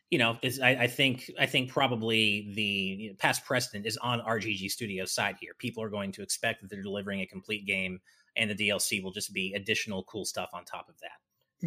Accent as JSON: {"language": "English", "country": "United States", "moved": "yes", "lives_now": "Japan", "said": "as an American"}